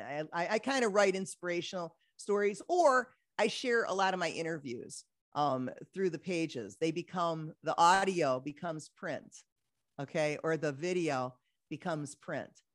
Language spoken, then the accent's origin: English; Detroit, Michigan, United States; moved away as an adult; I'm back in Detroit, my hometown